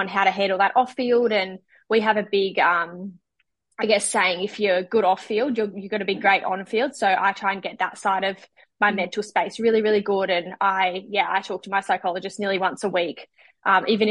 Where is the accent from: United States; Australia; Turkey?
Australia; Glenmorgan, Queensland; born or raised there; moved away as an adult; also born or lived in Northern Territory